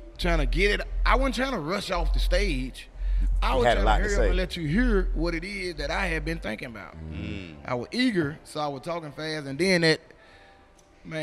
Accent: the South, United States; I was from the South

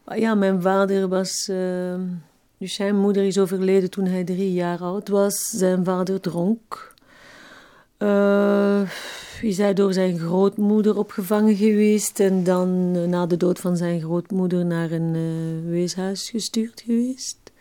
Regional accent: Evere, Brussels-Capital Region, Belgium; accent: Brussels dialect; also born or lived in Schaerbeek; Ik werd in Schaarbeek geboren, maar ik heb ehm, in Evere heel mijn jeugd gewoond.

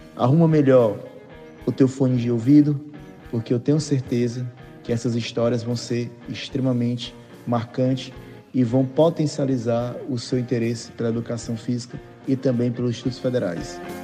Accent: Fortaleza, Ceará, Brazil; also born or lived in Rio Claro, São Paulo; Eu sou cearense, nascido em Fortaleza

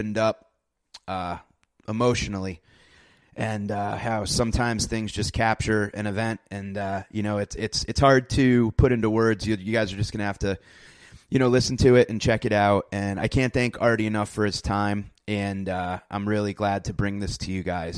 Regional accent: New Haven, Connecticut, United States; I grew up in New Haven

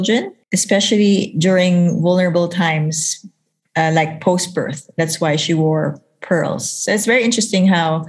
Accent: Philippines; I'm from the Philippines.

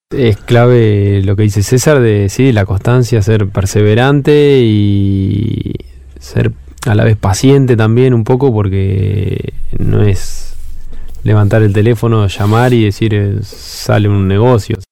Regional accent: Trenque Lauquen, Buenos Aires Province, Argentina; soy oriundo de Trenkelauken

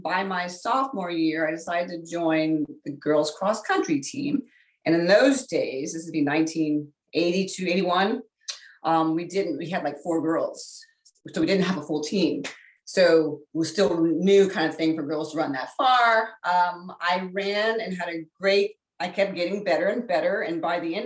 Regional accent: Northern Virginia, United States; I was born and raised in Virginia, in Northern Virginia.

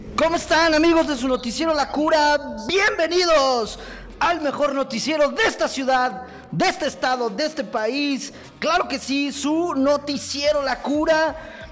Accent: Mexico

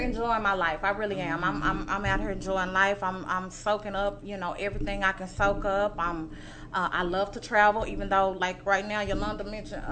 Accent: Dallas, Texas, United States; I am a native of Dallas. I'm actually from West Dallas.

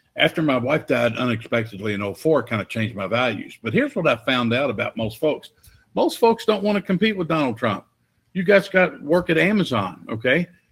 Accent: Louisville, Kentucky, United States; I got hired full time as a police officer in Louisville, Kentucky, in my hometown

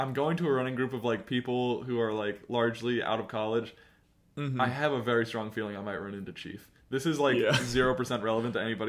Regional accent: Cincinnati, Ohio, United States; moved away; I mentioned I was from Cincinnati, though.

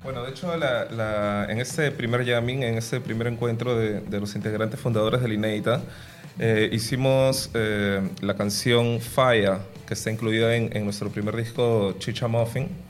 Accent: Lima, Peru; yo vengo de La Victoria, que es un barrio donde, donde hay mucha cultura afroperuana

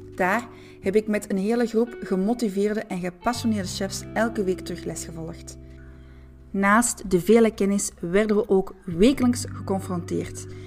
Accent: Antwerp, Flanders, Belgium; accent: Antwerp; also born or lived in France; trotse Antwerpenaar. Nu, de laatste is waarschijnlijk overbodig gezien mijn prachtig Antwerps accent.

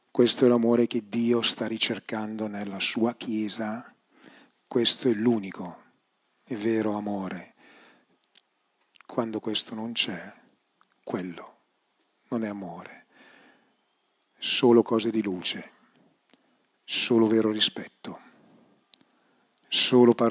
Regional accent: Bergamo, Lombardy, Italy; profumo di, no, profumo di cioè, polenta e coniglio sono di Bergamo

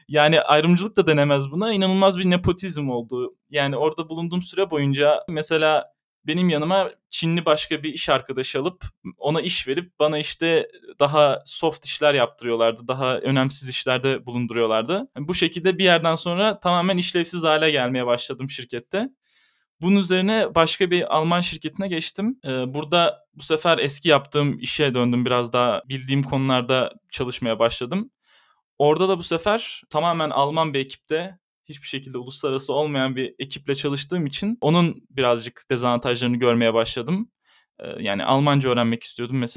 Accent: Istanbul, Turkey; moved away as an adult; also born or lived in Netherlands; now in Munich, Germany; İstanbul'da doğdum.

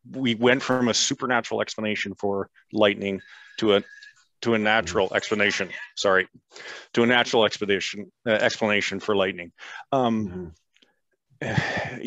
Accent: Canada; being Canadian and the Queen's English

